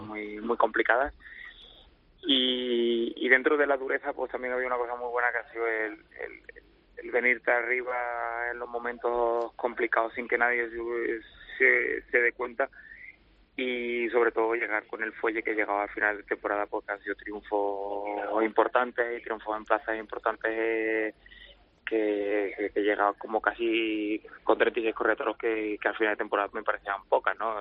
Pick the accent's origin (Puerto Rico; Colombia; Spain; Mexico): Spain; Linares, Andalusia; nací en Linares